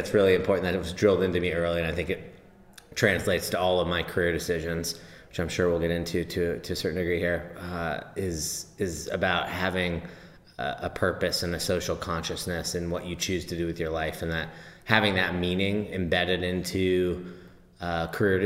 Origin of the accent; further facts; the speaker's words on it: Tiburon, California, United States; I grew up in the Bay Area, in Tiburon